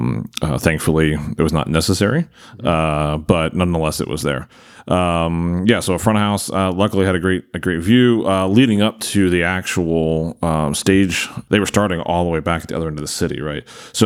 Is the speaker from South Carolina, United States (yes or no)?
no; Maryland, United States; I'm not originally an Eagles fan. I'm originally from Maryland, so I'm a Ravens fan.